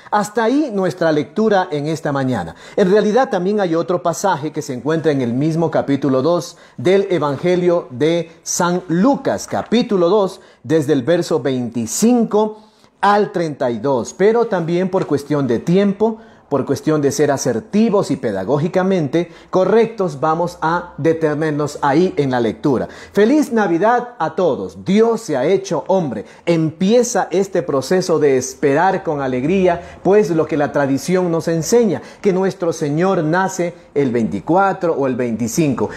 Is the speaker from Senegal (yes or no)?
no; central Sierra, Ecuador; Somos latinos, somos sudamericanos, somos ecuatorianos, somos de este rinconcito, ¿sí? De este rinconcito hermoso. La sierra centro de nuestro país